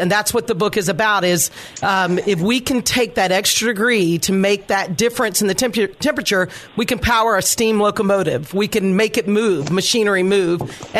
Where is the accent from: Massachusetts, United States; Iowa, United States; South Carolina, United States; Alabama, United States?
Alabama, United States; Birmingham; moved away as an adult; I grew up in Birmingham, Alabama, and went off to the Naval Academy when I was 18.